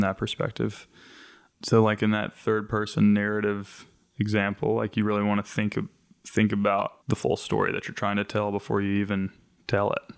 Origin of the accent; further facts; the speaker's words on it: the South, United States; growing up in the South as a, on, on the more progressive side